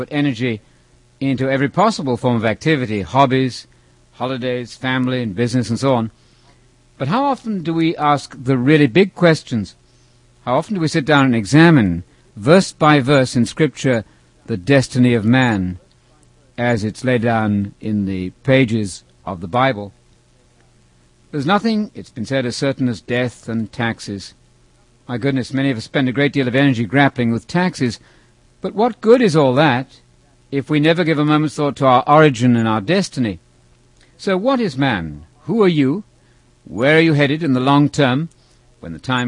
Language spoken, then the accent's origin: English; England, United Kingdom; I was about 13 years old, growing up in England.